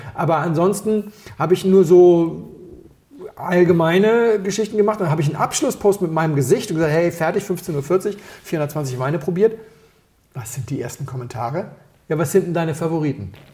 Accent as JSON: {"language": "German", "region": "Berlin", "country": "Germany", "said": "ich bin, ich komm, bin aus Berlin"}